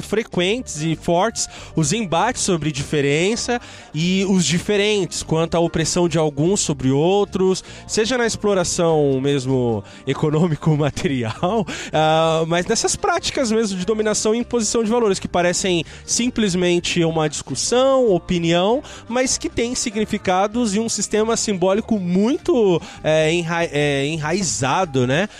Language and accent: Portuguese; Brazil; nós, enquanto brasileiros